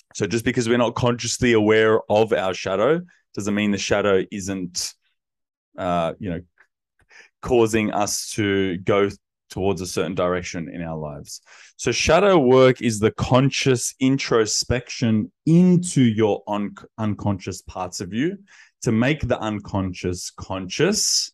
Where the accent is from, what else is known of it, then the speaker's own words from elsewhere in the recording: Sydney, New South Wales, Australia; I grew up in Western Sydney in my childhood years, and then, uh, teenage years was in the inner west of Sydney.